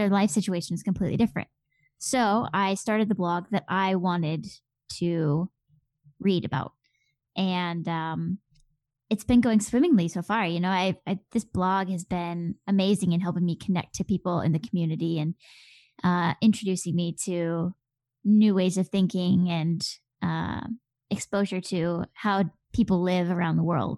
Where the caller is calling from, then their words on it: Minneapolis, Minnesota, United States; Well, as you probably could tell from my accent, I am not in the UK in the slightest. I'm actually in Minneapolis, Minnesota, in the Midwest of the US.